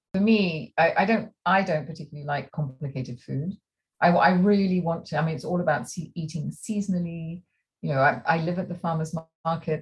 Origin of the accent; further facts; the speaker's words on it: England, United Kingdom; also born or lived in France; now in Santa Barbara, United States; Growing up in England, so I'm, I'm half French and half English. And um, growing up in England and indeed in France